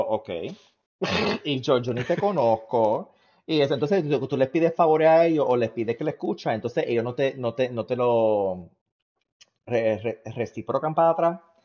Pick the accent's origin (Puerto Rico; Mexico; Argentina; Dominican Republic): Puerto Rico; now in United States; los puertorriqueños que están en Estados Unidos, porque los, o, nos fuimos de Puerto Rico